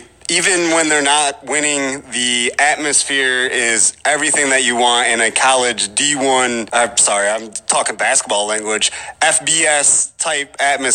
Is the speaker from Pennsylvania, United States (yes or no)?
no; Mendota, Illinois, United States; also born or lived in Carbondale, Illinois; I'm from Mendota. I went to high school in Mendota. And it's a five-hour trip from Mendota.